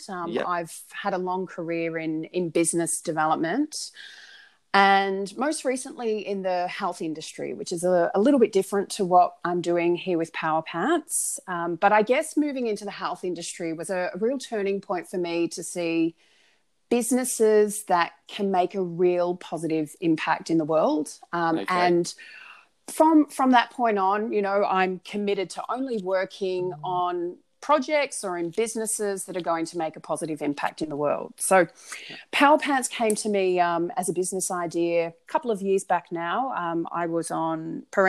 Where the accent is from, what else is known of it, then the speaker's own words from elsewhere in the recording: Melbourne, Victoria, Australia; also born or lived in Northern Beaches, Sydney; now in Sydney, Australia; I grew up in Melbourne